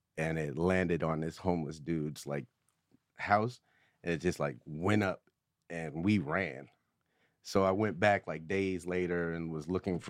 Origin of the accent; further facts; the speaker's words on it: New York, United States; I'm from New York.